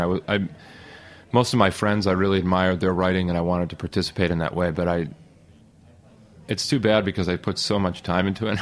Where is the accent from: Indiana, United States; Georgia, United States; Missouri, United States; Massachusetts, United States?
Massachusetts, United States; Boston; also born or lived in the South (US); now in Brooklyn, United States; I'm from Boston, and I like living in the Northeast. I wanted to come back after living in the South for 10, 12 years